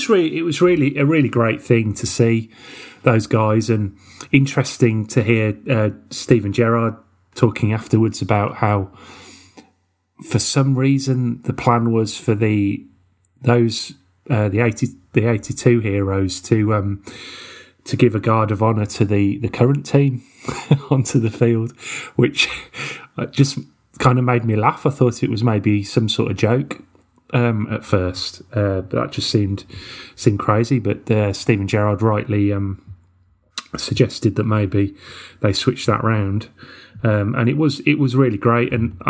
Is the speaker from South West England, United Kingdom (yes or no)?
no; Birmingham, West Midlands, United Kingdom; growing up in Birmingham, of course, and being a Villa supporter